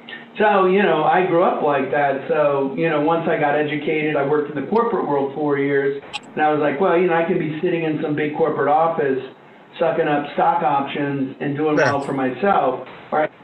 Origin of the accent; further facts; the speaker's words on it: Ohio, United States; I grew up in Ohio.